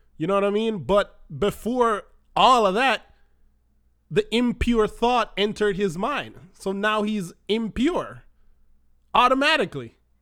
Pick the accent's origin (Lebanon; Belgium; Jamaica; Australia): Jamaica; moved away as an adult; now in United States; we don't have that in Jamaica